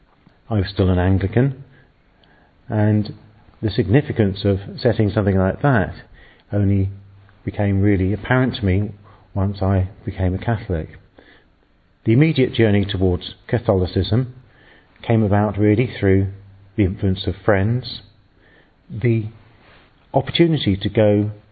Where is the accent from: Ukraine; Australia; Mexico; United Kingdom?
United Kingdom; England; I'm English and I'm a priest